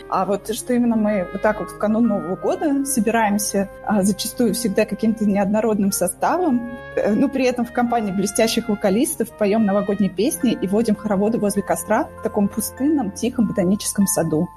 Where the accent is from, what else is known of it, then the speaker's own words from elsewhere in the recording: Moscow, Russia; я родилась, выросла и живу в Москве